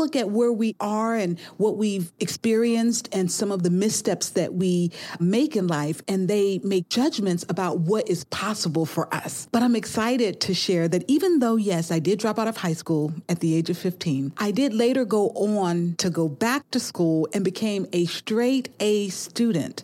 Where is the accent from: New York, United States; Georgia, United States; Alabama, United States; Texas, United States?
Georgia, United States; Albany; Albany State, which was in my hometown